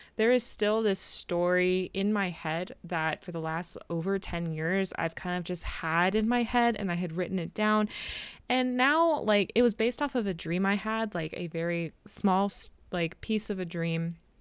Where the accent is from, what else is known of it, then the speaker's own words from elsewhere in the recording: California, United States; I'm from California